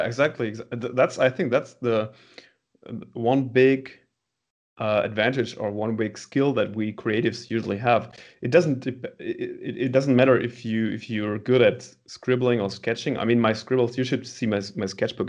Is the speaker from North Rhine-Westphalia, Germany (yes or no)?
yes; Münster, North Rhine-Westphalia, Germany; born or raised there